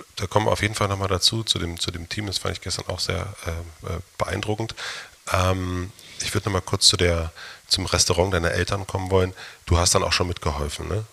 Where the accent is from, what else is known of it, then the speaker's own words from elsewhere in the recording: East Germany, Germany; ich bin auch in der DDR groß geworden